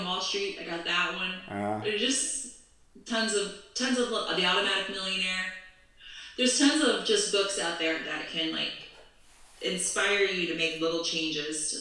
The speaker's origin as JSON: {"language": "English", "town": "College Station", "region": "Texas", "country": "United States", "tie": "born or raised there", "also_born_or_lived": "New York", "moved": "yes", "lives_now": "Los Angeles, United States", "said": "I grew up in College Station"}